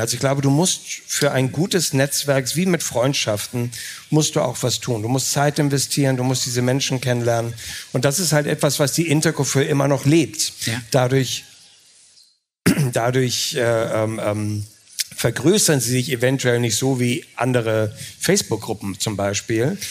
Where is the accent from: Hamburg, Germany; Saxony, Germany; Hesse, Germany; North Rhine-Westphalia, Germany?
Hamburg, Germany; als Hamburger